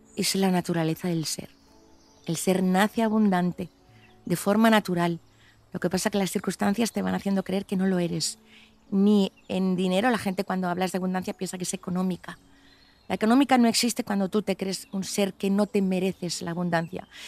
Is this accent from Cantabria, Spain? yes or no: yes; Cantabria, Spain; moved away; me llaman como cántabra